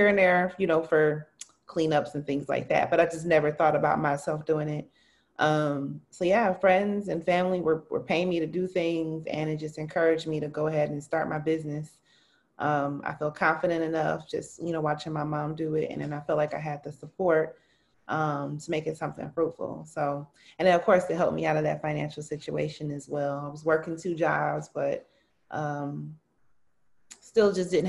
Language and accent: English; Milwaukee, Wisconsin, United States; I'm born and raised in Milwaukee, MPS proud, Benson High School